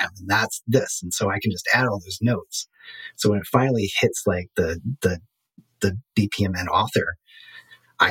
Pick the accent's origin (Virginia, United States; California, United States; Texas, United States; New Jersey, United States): Virginia, United States; Staunton; I helped found a makerspace here in my hometown